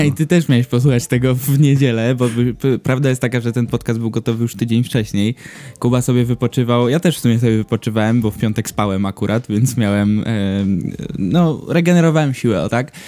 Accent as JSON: {"language": "Polish", "town": "Gdynia", "region": "Pomeranian Voivodeship", "country": "Poland", "tie": "born or raised there", "also_born_or_lived": "Gdańsk", "said": "jestem gdynianin, w sumie to gdańszczanin urodzony, ale gdynianin całe życie"}